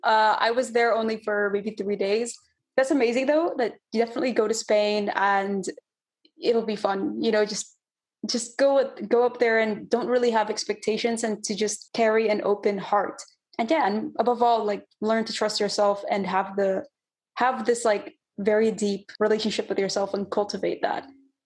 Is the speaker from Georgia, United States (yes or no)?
no; California, United States; And so I was like, oh, hey, I'm from California too.